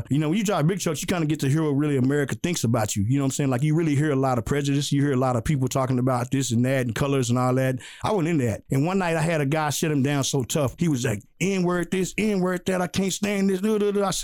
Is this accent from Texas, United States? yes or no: yes; Hillsboro, Texas, United States; also born or lived in Waco, Texas; I grew up in Hillsborough, which is right up the street from Waco